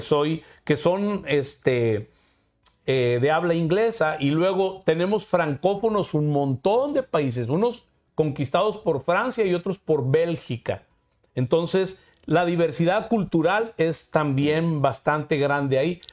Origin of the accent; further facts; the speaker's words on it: Mexico; yo como mexicano